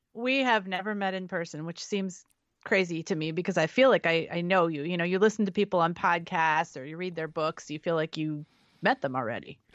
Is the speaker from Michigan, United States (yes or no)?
no; San Francisco Bay Area, California, United States; also born or lived in Central Valley, California / Nevada / Santa Barbara, California; I was raised in, in California in the Bay Area, so I'm from San Francisco, lived twenty minutes from San Francisco growing up, and then the Central Valley